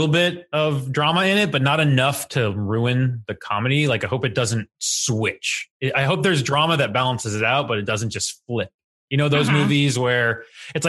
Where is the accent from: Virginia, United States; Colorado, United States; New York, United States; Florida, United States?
Florida, United States; near Orlando; I grew up near Orlando